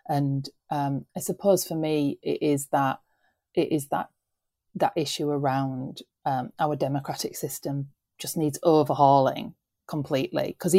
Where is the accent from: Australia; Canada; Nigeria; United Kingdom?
United Kingdom; the North, the north of England; as British people, but as Northerners?